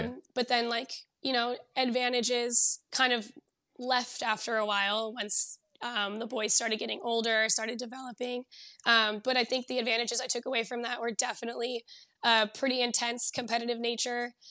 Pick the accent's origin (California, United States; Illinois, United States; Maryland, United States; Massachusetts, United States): California, United States; Southern; moved away as an adult; now in Bay Area, United States; I grew up down in Southern California